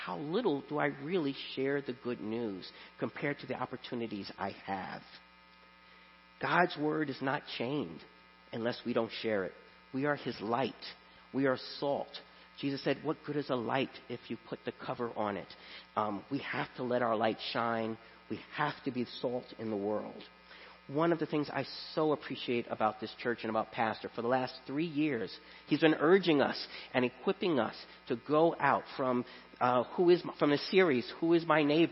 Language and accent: English; New York City, New York, United States; moved away as an adult; I grew up in Brooklyn, which they call the borough of churches.